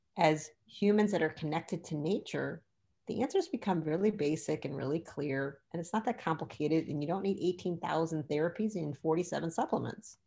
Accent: Michigan, United States; I'm from Michigan

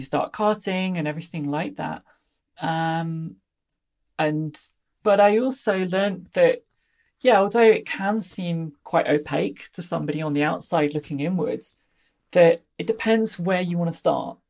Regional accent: Leicestershire, East Midlands, United Kingdom; I come from Leicestershire in the, the middle of England

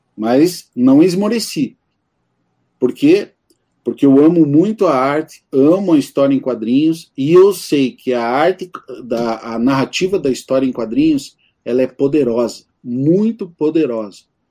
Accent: Campo Magro, Paraná, Brazil; eu, eu sou aqui de Campo Magro, estou a 15, 15 minutos aqui de Santa Felicidade

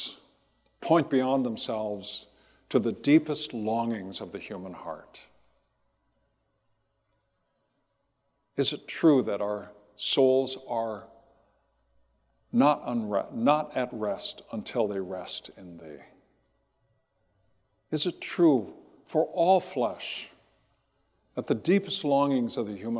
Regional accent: Riverside, California, United States; when I was a kid, growing up in Riverside in Southern California

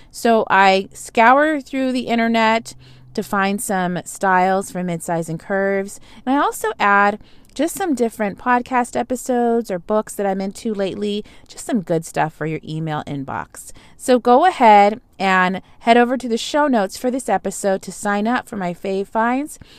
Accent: Los Angeles, California, United States; growing up in Los Angeles

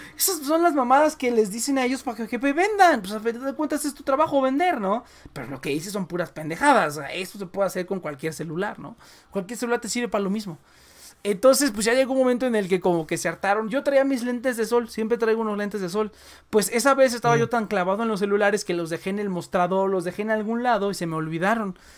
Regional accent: Mexico; also born or lived in Mexico City; yo todavía soy como el, mexicano arraigado

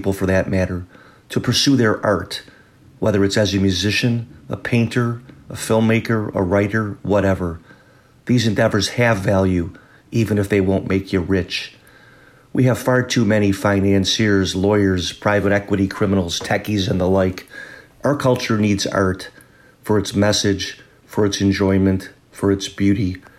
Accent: Southfield, Michigan, United States; born and raised in Southfield, Michigan.

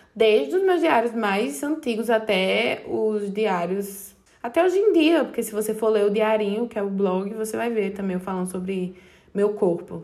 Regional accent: Serra Talhada, Pernambuco, Brazil; now in João Pessoa, Brazil; Eu sou do interior de Pernambuco, Serra Talhada

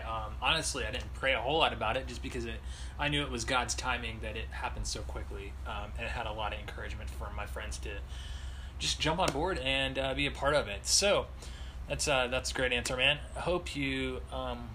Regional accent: North Carolina, United States; me being from North Carolina

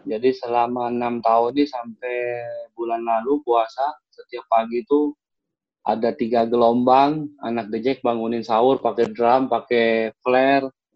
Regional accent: Jakarta, Indonesia; also born or lived in Malang; Saya orang baru, di, saya asli Duri Raya. Saya sekarang tinggal di daerah Serengseng

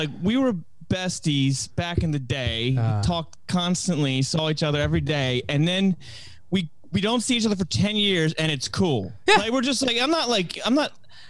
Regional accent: Baltimore, Maryland, United States; also born or lived in Helsinki, Finland; now in San Francisco, United States; I grew up in Baltimore

